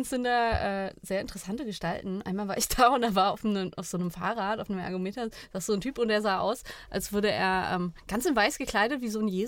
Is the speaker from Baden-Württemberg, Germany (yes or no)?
yes; Freiburg, Baden-Württemberg, Germany; Ich komme aus Freiburg